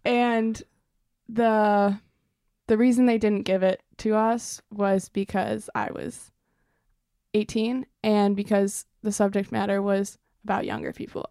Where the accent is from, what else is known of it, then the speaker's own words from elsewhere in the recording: Evanston, Illinois, United States; I am originally from Evanston, Illinois, which is about twenty, thirty minutes north of Chicago.